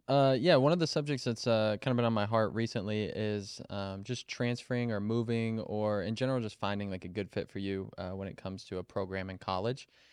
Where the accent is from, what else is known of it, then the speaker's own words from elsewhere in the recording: Kansas City, United States; moved away as an adult; also born or lived in Colorado; I grew up in Kansas City